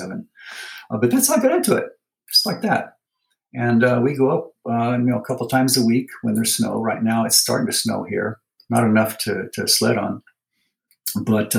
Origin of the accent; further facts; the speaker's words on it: California, United States; moved away as an adult; also born or lived in Hawaii; now in Utah, United States; I'm from California originally, and I spent a lot of time at the beach as a kid.